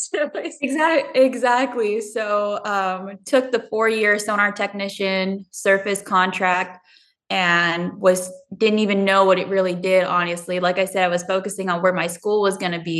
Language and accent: English; Southern California, United States; moved away as an adult; growing up in Southern California, we didn't have negative weather